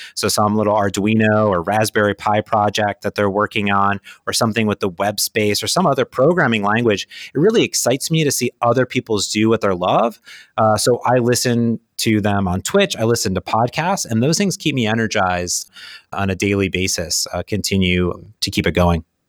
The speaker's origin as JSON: {"language": "English", "region": "Midwest", "country": "United States", "tie": "born or raised there", "also_born_or_lived": "Phoenix", "moved": "yes", "lives_now": "Seattle, United States", "said": "I grew up in the Midwest"}